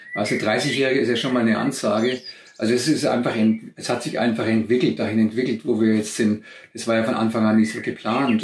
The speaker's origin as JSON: {"language": "German", "country": "Germany", "tie": "born or raised there", "moved": "as an adult"}